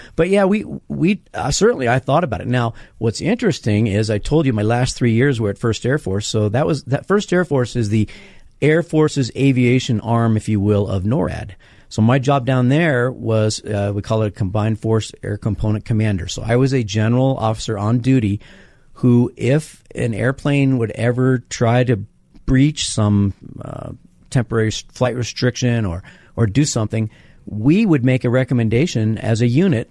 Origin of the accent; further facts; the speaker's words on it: Denver, Colorado, United States; my hometown of Denver